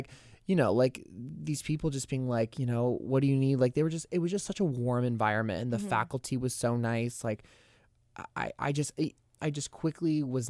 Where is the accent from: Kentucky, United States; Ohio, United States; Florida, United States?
Florida, United States; Tallahassee; Well, I have a really close connection to Florida State since I'm from Tallahassee.